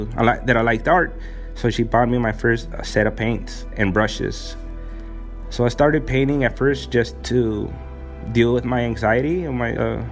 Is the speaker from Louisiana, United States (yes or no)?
no; Oakland, California, United States; moved away as an adult; also born or lived in Tijuana, Baja California, Mexico; now in Mexico; I grew up in Oakland all my life.